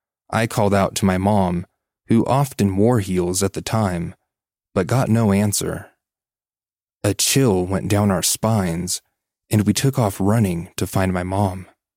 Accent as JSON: {"language": "English", "region": "Virginia", "country": "United States", "tie": "born or raised there", "said": "I grew up in Virginia. We used to live with our mom and grandparents to make everyone's life easier."}